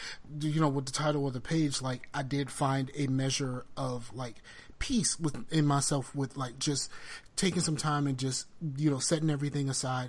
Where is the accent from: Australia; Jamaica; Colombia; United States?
United States; the South; I'm from the South.